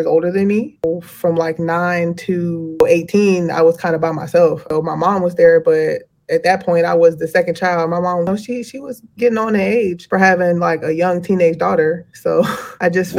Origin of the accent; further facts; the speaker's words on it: Fayetteville, North Carolina, United States; also born or lived in Georgia; now in Durham, United States; I was born in Fayetteville, North Carolina, 910. I grew up on Bridal Drive, mostly.